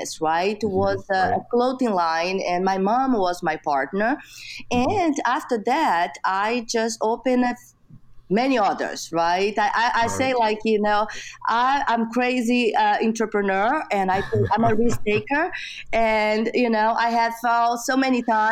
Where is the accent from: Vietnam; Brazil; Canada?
Brazil; English is a second language; moved away as an adult; now in United States; I grew up, like I said, in Brazil and in a small town